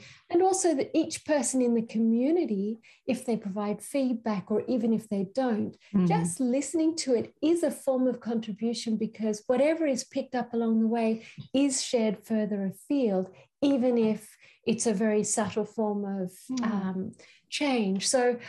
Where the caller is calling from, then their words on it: Queensland, Australia; So I'm calling from Australia in Queensland, and this Aboriginal nation is the Gubbi Gubbi country.